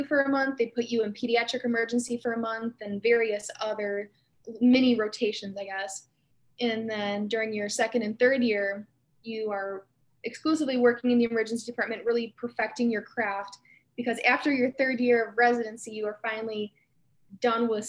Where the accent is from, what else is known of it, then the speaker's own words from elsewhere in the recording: Macomb area, near Detroit, Michigan, United States; now in Lansing, United States; I'm from the Macomb area. It's near Detroit